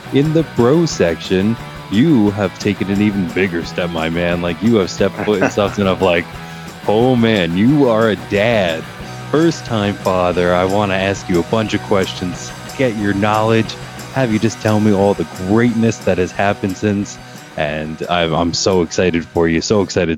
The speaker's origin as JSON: {"language": "English", "region": "Pennsylvania", "country": "United States", "tie": "born or raised there", "said": "I am a dispensary associate right in my hometown of Pennsylvania"}